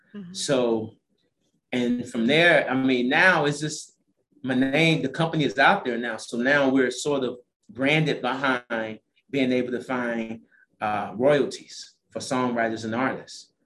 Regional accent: St. Louis, Missouri, United States; moved away as an adult; also born or lived in Las Vegas, Nevada; now in Atlanta, United States; I'm originally from St. Louis, Missouri

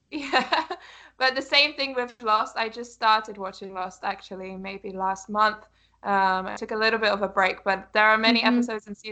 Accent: United Kingdom; I'm a British person

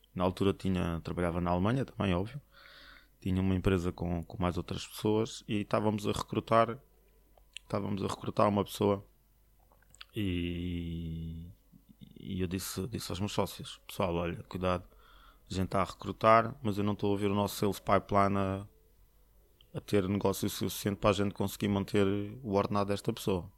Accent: Portugal; moved away as an adult; also born or lived in Slovakia / Poland / China / Canada; eu sou português

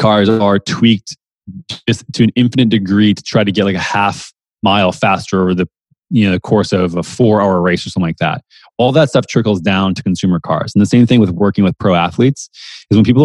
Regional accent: Minnesota, United States; also born or lived in San Francisco; now in Austin, United States; I grew up in the Midwest in Minnesota

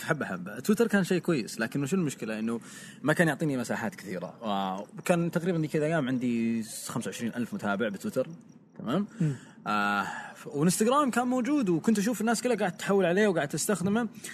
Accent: Saudi Arabia; عندنا بالسعوديه

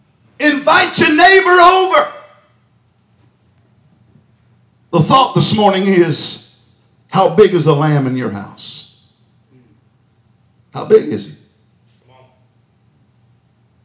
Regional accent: Texas, United States; moved away; I'm from Texas

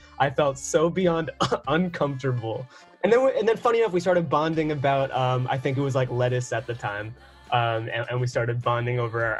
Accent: New York, United States; also born or lived in Washington, D.C.; Even though I'm from New York

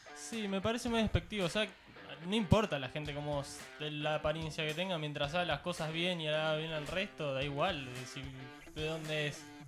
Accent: Argentina; nacionalidad soy recontra argentino

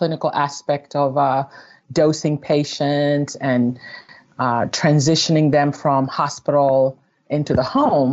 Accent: Kenya; moved away; growing up in Kenya in the 90s

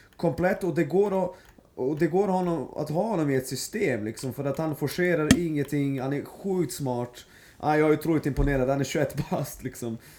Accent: Serbia; jag är serb

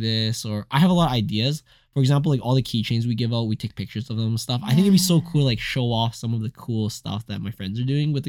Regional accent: Alberta, Canada; growing up in Alberta, it was, like, very typical to have a friend in the acreage

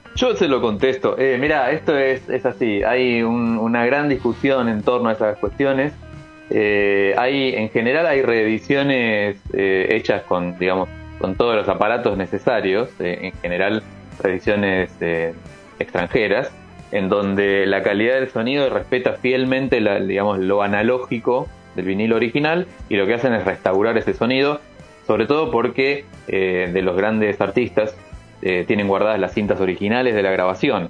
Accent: Buenos Aires, Argentina; Yo soy de Capital, barrio de San Cristóbal

